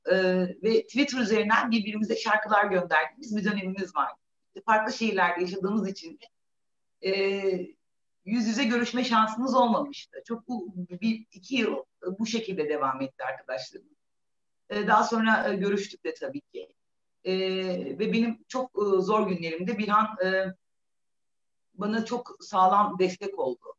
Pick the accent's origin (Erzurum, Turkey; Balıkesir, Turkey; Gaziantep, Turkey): Balıkesir, Turkey; now in Adana, Turkey; Balıkesir doğumluyum